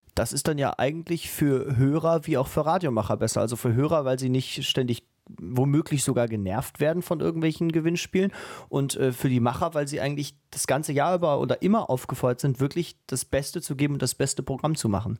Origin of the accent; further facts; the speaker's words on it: Germany; bei uns in Deutschland